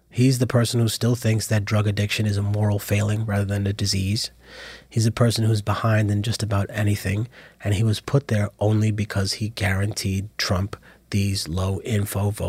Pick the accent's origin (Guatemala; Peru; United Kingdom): Peru; And oh, where are you from? I'm from Peru.